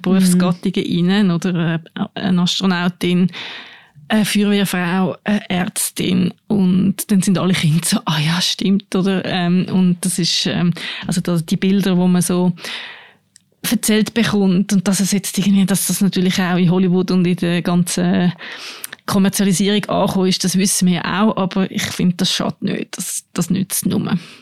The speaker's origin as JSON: {"language": "German", "region": "Aargau", "country": "Switzerland", "tie": "born or raised there", "said": "wo meine Eltern ihr Haus gebaut haben im Aargau, wo ich aufgewachsen bin"}